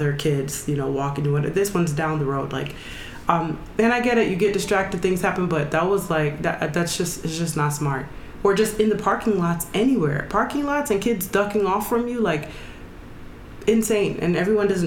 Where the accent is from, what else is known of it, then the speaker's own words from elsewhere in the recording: Jamaica; I'm not from America anyway, so it's not like it's a normal it's not a normal holiday for us in Jamaica.